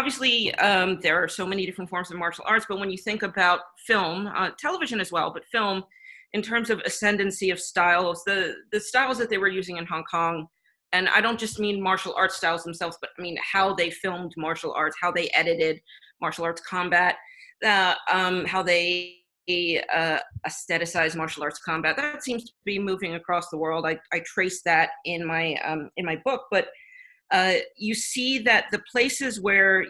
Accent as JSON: {"language": "English", "country": "United States", "said": "as an American working in any job"}